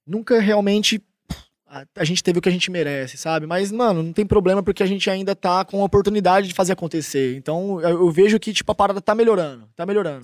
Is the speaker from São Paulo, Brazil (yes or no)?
yes; Tupã, São Paulo, Brazil; accent: caipira; now in Barueri, Brazil; sou caipira, interiorzão de São Paulo, 014, Tupã